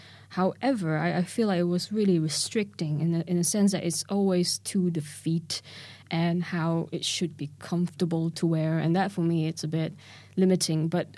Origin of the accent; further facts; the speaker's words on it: Kuala Lumpur, Malaysia; now in London, United Kingdom; So that was really sort of ingrained in me when I came from Kuala Lumpur here to London.